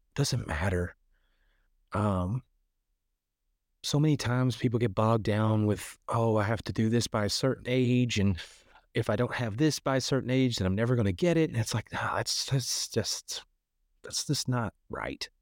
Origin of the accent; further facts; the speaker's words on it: Kentucky, United States; moved away as an adult; also born or lived in Chicago; originally I'm from Kentucky, so I'm from a very small town in Kentucky